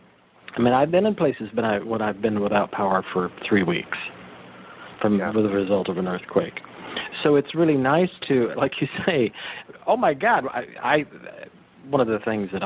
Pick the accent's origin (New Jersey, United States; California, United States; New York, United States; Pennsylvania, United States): California, United States; Big Sur; I grew up in the Big Sur area